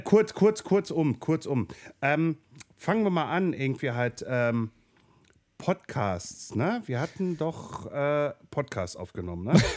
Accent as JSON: {"language": "German", "area": "Ruhr area", "region": "North Rhine-Westphalia", "country": "Germany", "said": "hier bei uns im Ruhrpott"}